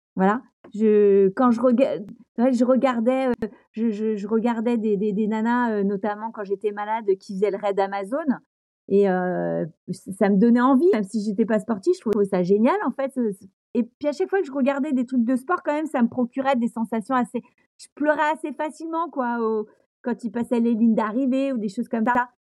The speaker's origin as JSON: {"language": "French", "region": "Brittany", "country": "France", "said": "je suis une bretonne"}